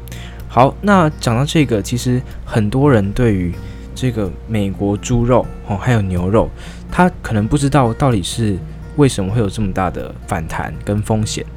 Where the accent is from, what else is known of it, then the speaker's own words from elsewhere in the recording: Taiwan; 对于人类还有我们台湾人民的这个健康是有疑虑的